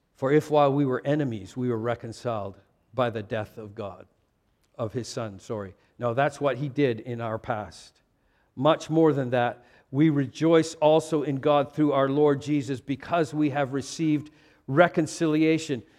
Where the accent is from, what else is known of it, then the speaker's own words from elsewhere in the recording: Vancouver, British Columbia, Canada; moved away; I was born in Vancouver and became an American in two thousand and five